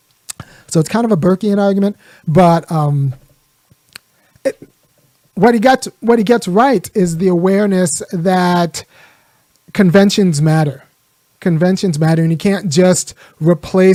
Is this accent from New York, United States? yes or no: no; California, United States; my dad's from Ghana, but I was born in California. I'm American as you come.